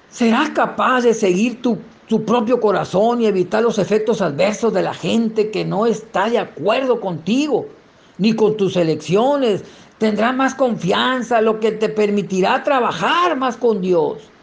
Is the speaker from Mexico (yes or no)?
yes; San Miguel de los Orrantias, Sinaloa, Mexico; Soy de San Miguel de los Orrantias, municipio de Sinaloa de Leiva, allá arriba de la sierrita, arriba de Ocoroni, quienes conocen el estado de Sinaloa y el municipio de Sinaloa de Leiva eh, sabrán de qué estoy hablando. Allá, de allá, allá nací